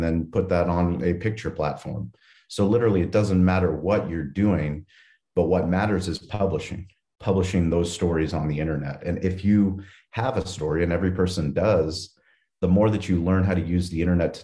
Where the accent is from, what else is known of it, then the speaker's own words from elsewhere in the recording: San Diego, California, United States; I was raised in San Diego in a place called La Jolla, a very affluent place